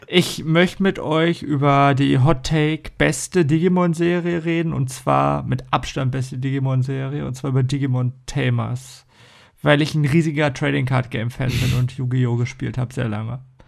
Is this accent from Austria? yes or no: no; Germany; bei uns in Deutschland